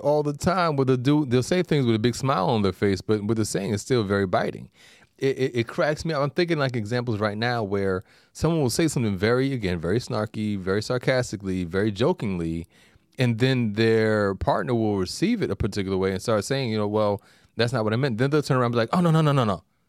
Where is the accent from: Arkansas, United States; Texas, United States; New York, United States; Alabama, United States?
New York, United States; being a New Yorker